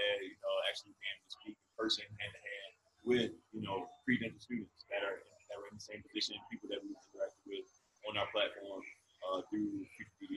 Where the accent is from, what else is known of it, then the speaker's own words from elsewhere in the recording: Baltimore, Maryland, United States; now in Boston, United States; originally from Baltimore, Maryland